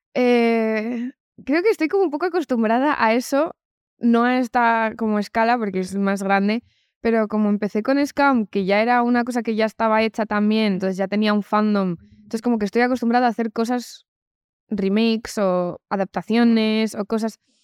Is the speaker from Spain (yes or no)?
yes; Community of Madrid, Spain; soy o sea, madrileña. me he criado aquí, nunca he vivido en Estados Unidos